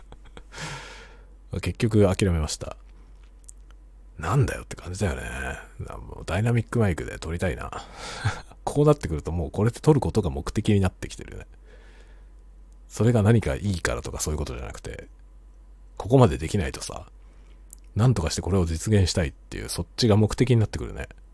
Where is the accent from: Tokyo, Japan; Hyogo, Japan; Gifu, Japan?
Tokyo, Japan; now in Hokkaido, Japan; 僕は元々が東京人なんで